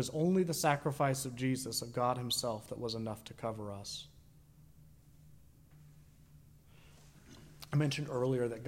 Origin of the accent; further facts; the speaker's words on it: Sanford, United States; I was raised in Sanford.